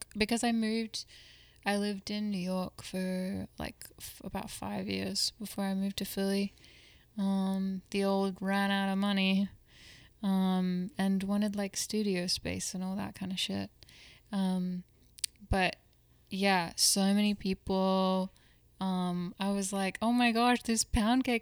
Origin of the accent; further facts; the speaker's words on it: Perth, Western Australia, Australia; moved away; I'm from Perth, Western Australia